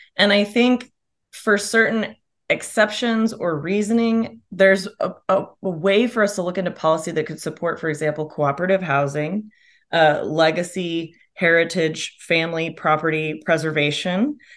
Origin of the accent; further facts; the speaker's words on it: Austin, Texas, United States; moved away as an adult; also born or lived in Chicago; I'm an Austinite from here